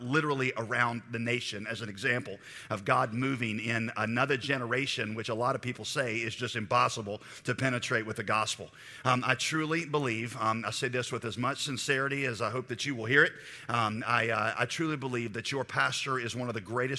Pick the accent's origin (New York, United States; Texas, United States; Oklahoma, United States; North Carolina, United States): North Carolina, United States; Raleigh; I am from Raleigh, North Carolina.